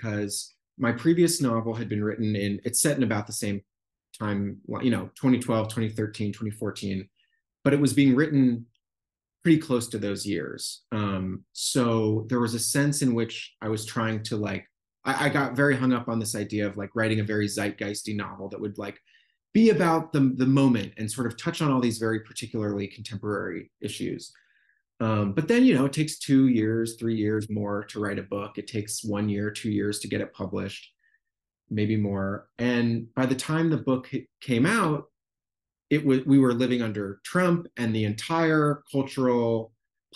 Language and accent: English; Brookline, Massachusetts, United States; moved away as an adult; I wrote a chunk of the book in my hometown of Brookline, Massachusetts, where the book is set, under quarantine during COVID in the early months, and feeling like I'm here living in my childhood home again for the first time since I left for college